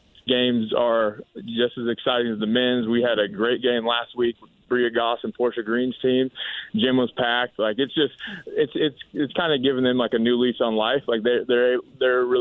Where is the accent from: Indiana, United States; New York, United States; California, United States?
Indiana, United States; Lafayette; I grew up in the mid-90s in Lafayette